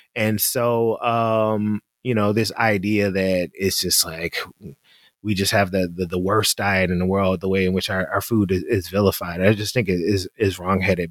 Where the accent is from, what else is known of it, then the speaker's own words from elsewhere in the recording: Memphis, Tennessee, United States; we're from Memphis